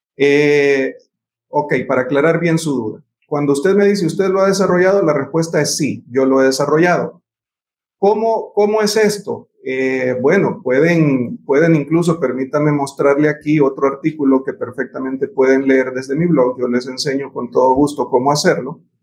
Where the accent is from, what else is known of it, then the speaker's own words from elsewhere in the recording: Honduras; los profesionales hondureños